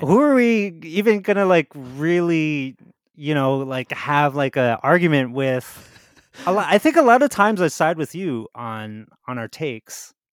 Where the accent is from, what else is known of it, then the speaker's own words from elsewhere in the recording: New Jersey, United States; I grew up in Jersey